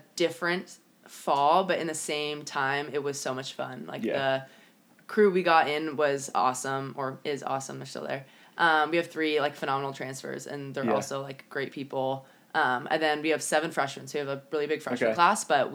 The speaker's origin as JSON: {"language": "English", "town": "San Diego", "region": "California", "country": "United States", "said": "we're both from San Diego"}